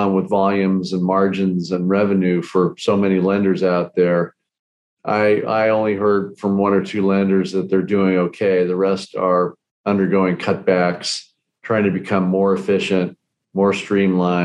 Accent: California, United States; moved away as an adult; I was brought up in California

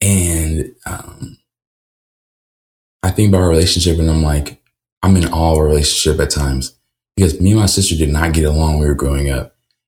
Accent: Niceville, Florida, United States; also born or lived in Peoria, Illinois / Louisiana / Alaska; But I'm from Niceville, Florida, and that gets a little jumbled because I'm a military kid.

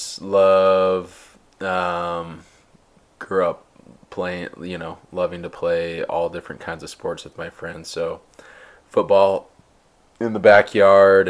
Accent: Murray, Utah, United States; I was born and raised in Murray, Utah

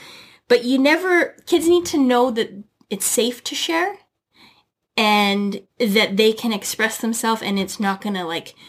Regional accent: Canada; also born or lived in United States; as a Canadian and an American as well, we have a ton of things to be grateful for.

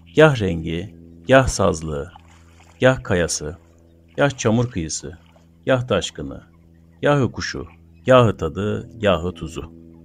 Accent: Gürsel neighbourhood and Karataş, Adana, Turkey; Ben çocukken Gürsel Mahallesi'nde ve Karataş'ta taşlı topraklı yollarda yalın ayak son sürat koşabilen akranlarım vardı

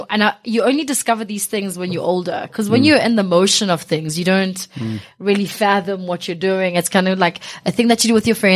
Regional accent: Johannesburg, Gauteng, South Africa; also born or lived in East Bank, Alexandra; I was born 16th Street in Alexandra. Grew up from really humble beginnings

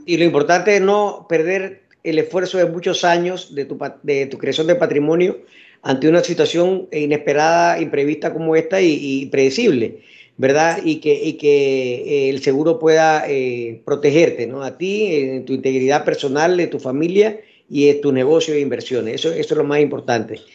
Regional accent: Panama; todos somos panameños

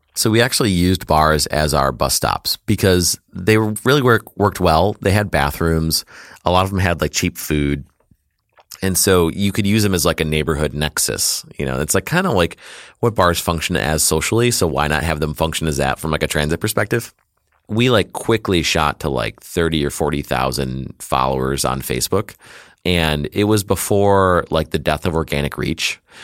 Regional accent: Detroit, Michigan, United States; I was born and raised in Detroit, Michigan, and, uh, I still live there

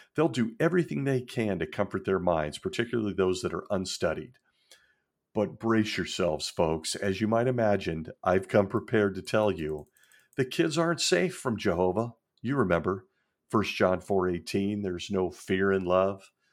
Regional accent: Marin County, Northern California, United States; I grew up in Northern California in really a melting pot in the Marin County area, just north of San Francisco

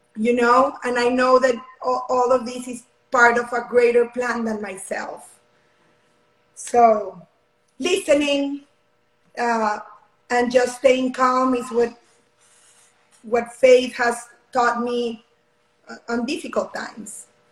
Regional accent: Mexico; now in Houston, United States; I'm currently from Mexico. Um, right now, my family and I live in Houston, Texas.

